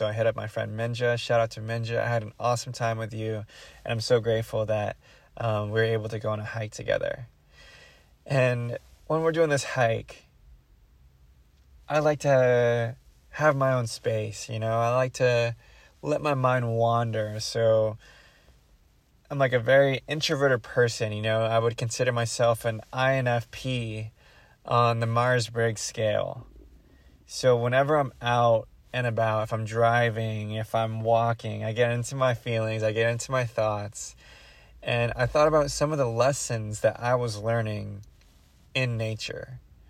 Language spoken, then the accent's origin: English; Philippines; now in Daly City, United States; I'm Filipino as well, so I feel at home with my people.